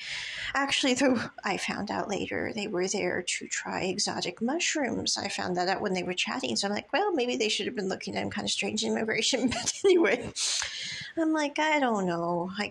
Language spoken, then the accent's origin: English; Kansas, United States; born there; I'm like, I was born in Kansas. I mean, no offense. I'm like, we don't get out much.